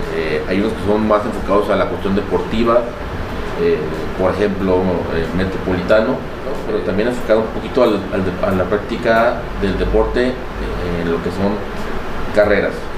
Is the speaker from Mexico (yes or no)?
yes; Tala, Jalisco, Mexico; also born or lived in El Arenal, Jalisco; soy originario de Tala. Sin embargo, toda mi vida ha estado partida entre Tala y el Arenal